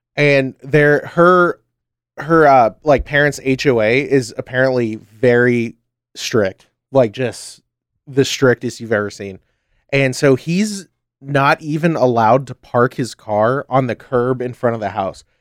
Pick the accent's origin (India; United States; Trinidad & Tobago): United States; I'm American